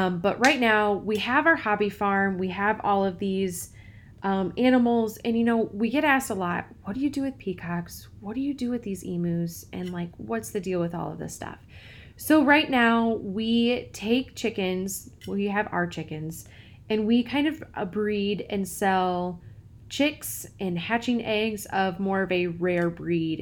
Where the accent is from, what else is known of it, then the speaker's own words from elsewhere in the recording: Peoria, Illinois, United States; I grew up in the middle of a big city in central Illinois. I grew up in Peoria.